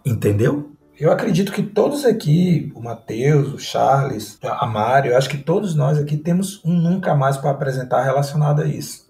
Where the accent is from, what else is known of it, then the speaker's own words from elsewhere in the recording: Northeast Region, Brazil; eu sou do Nordeste